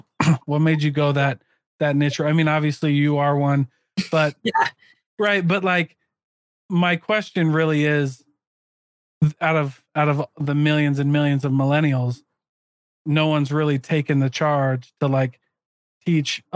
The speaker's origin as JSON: {"language": "English", "region": "Iowa", "country": "United States", "said": "I'm literally from Iowa, the poorest county in Iowa. We weren't given anything."}